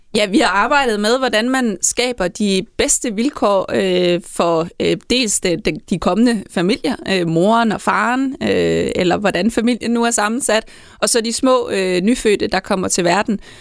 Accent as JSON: {"language": "Danish", "area": "Southern Jutland", "region": "Southern Denmark", "country": "Denmark"}